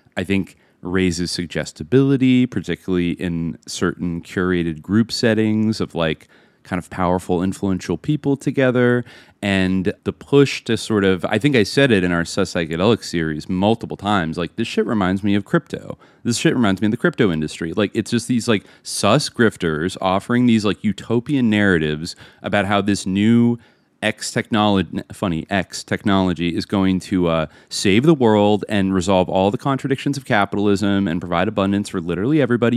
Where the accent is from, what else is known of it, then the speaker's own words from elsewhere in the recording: Bay Area, California, United States; now in Los Angeles, United States; growing up in the Bay Area